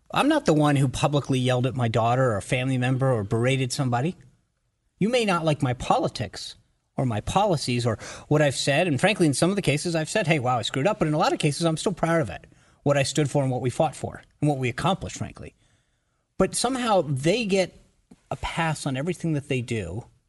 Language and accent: English; Rhode Island, United States; moved away as an adult; also born or lived in Washington, D.C.; I grew up in Rhode Island in a family that voted